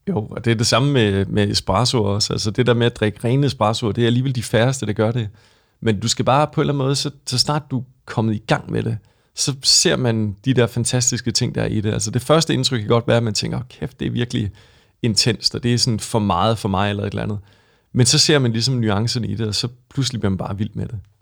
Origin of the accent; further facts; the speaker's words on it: West Jutland, Central Denmark Region, Denmark; also born or lived in United States / London, United Kingdom; now in Copenhagen, Denmark; jeg voksede op i, øh, Vestjylland